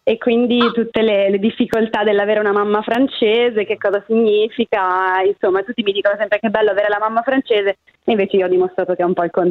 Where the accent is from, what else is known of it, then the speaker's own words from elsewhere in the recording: Limbiate, Lombardy, Italy; ho 30 anni e vengo dalla Brianza